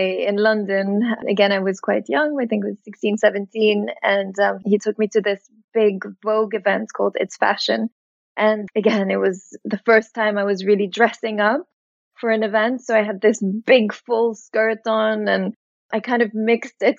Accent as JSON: {"language": "English", "country": "Mauritius", "tie": "born or raised there", "also_born_or_lived": "New York", "moved": "yes", "said": "growing up in Mauritius"}